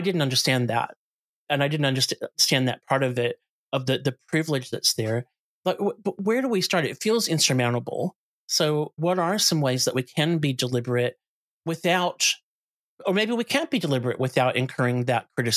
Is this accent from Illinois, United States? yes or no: yes; outside of Chicago, Illinois, United States; moved away; I grew up in the States. I grew up outside of Chicago